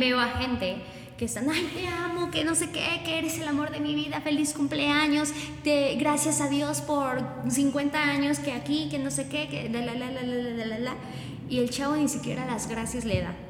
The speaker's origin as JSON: {"language": "Spanish", "town": "Chalchicomula de Sesma", "region": "Puebla", "country": "Mexico", "said": "yo soy de Chalchicomula de Sesma"}